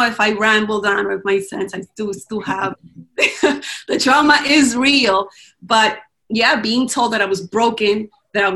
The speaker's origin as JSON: {"language": "English", "country": "Dominican Republic", "tie": "born or raised there", "moved": "yes", "lives_now": "United States", "said": "I grew up in the Dominican Republic"}